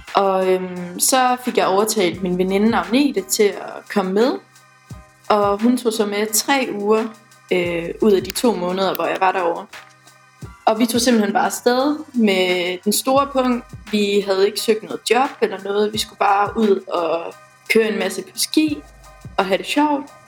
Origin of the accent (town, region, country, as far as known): West Jutland, Central Denmark Region, Denmark; now in Aarhus, Denmark